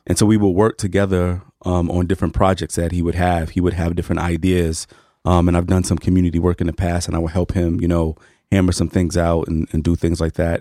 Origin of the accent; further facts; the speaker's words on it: New York City, New York, United States; I grew up in Harlem